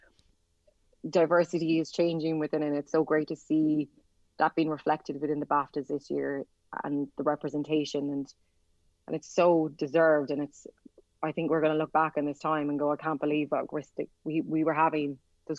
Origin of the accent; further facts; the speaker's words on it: Mullingar, Westmeath, Ireland; I come from Mullingar, and I understand that, I suppose, that town mentality